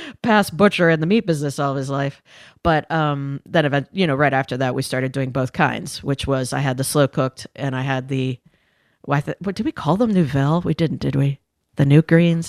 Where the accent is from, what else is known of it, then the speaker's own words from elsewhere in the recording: Indiana, United States; I grew up in Indiana when I was in the fourth grade through my senior of high school.